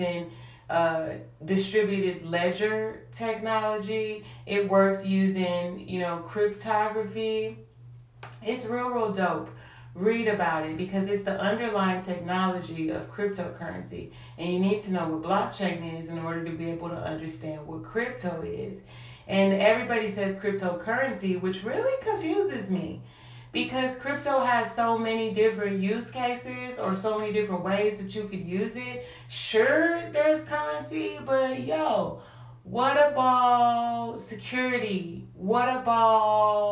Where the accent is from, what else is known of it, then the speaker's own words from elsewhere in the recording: St. Louis, Missouri, United States; I grew up in St. Louis, South St. Louis.